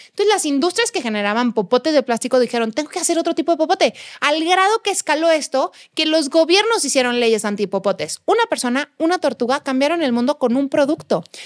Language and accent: Spanish; Guadalajara, Jalisco, Mexico; moved away as an adult; now in Mexico City, Mexico; en casa de mis papás en Guadalajara tengo jardín, tengo espacio